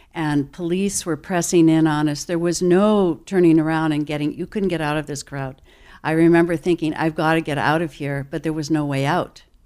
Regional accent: Toledo, Ohio, United States; moved away as an adult; I was born in Toledo

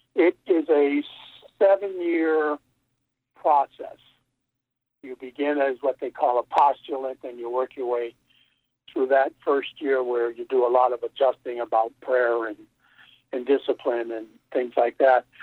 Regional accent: Connecticut, United States; my hometown in Connecticut

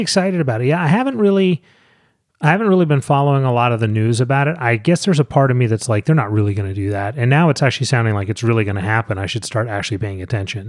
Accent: St. Mary's County, Maryland, United States; about three miles from where I grew up in St. Mary's County

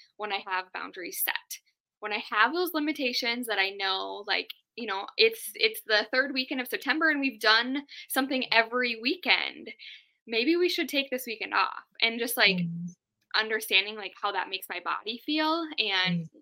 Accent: Duluth, Minnesota, United States; I was actually born and raised in Duluth.

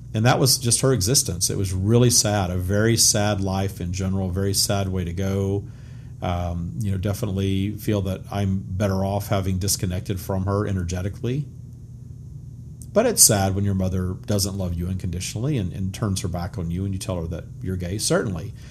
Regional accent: Louisiana, United States; I grew up in the 70s and 80s in small town Louisiana, very Bible Belt, very much ruled by the First Baptist Church, my hometown

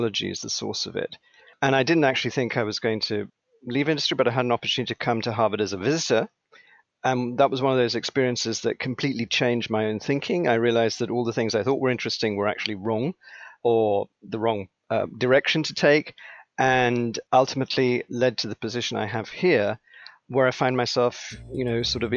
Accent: England, United Kingdom; also born or lived in Sri Lanka; now in United States; I was born in Sri Lanka, Ceylon, as it was called at the time. I grew up in England. My father was in the Foreign Service. We got transferred to England, and England became home

